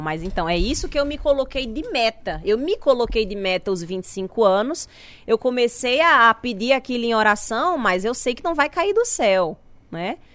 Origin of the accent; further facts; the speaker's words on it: interior of Paraíba, Brazil; moved away as an adult; also born or lived in Natal; eu sou do interior da Paraíba